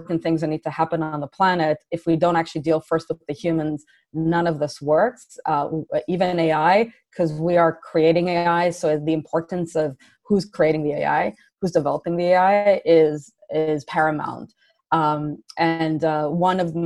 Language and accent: English; Israel; moved away as an adult; also born or lived in Canada / San Francisco Bay Area; now in San Francisco, United States; So I was born and raised in Israel, and I moved out of Israel in my early 20s to Canada